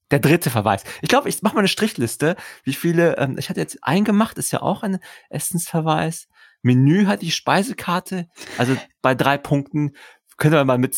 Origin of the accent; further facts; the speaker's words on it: London, United Kingdom; German is a second language; Ich bin aus London.